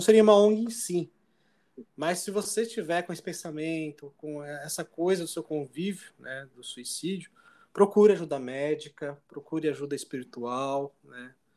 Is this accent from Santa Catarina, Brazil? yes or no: no; Jundiaí, São Paulo, Brazil; Jundiaí, cidade, né, de onde eu nasci